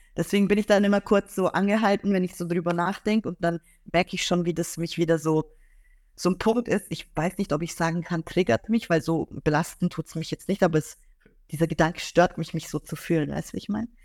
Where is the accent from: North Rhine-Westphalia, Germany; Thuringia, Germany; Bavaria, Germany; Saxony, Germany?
Bavaria, Germany; Augsburg; ich komme ja aus Augsburg, also ich bin dort geboren und aufgewachsen